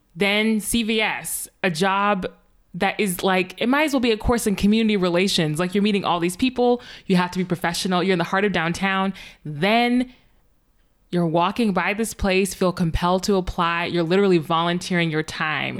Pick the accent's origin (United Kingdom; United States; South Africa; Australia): United States; the North; moved away as an adult; also born or lived in Virginia; now in Massachusetts, United States; I'm from the North